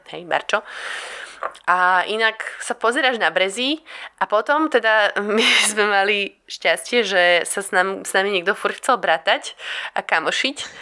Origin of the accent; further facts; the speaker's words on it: Slovakia; moved away as an adult; also born or lived in Port Douglas, Queensland, Australia; odkedy som odišla zo Slovenska